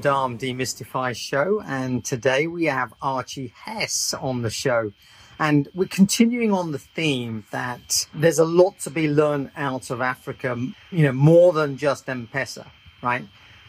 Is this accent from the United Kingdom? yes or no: yes; London, United Kingdom; I grew up in North London and just down the road from Middlesex University.